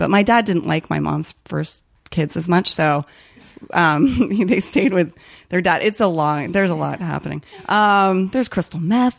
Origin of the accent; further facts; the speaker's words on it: Chicago, Illinois, United States; born there; also born or lived in Ohio / New Jersey / Alabama / California; now in Los Angeles, United States; I was born in Chicago, then I moved to Ohio, then I moved to New Jersey, then I moved to Alabama, then I moved to California, and then I moved to South Korea, and then I moved to Virginia